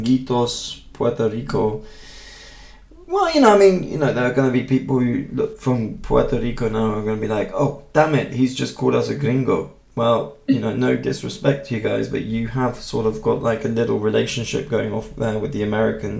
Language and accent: English; United Kingdom; now in Germany; Me coming from the UK